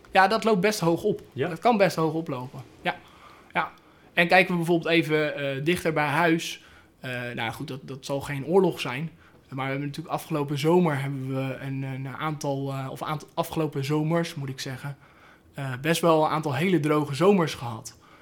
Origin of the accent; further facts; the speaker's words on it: Netherlands; heb ik nou als, als Nederlander